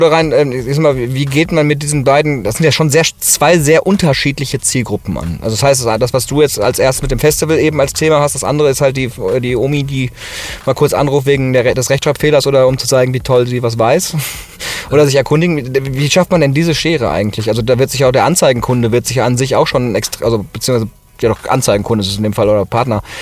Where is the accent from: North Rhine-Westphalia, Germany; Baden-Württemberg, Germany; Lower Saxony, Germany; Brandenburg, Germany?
North Rhine-Westphalia, Germany; Ruhr area; now in Cologne, Germany; ich komme ja aus dem Ruhrgebiet eigentlich und jetzt in Köln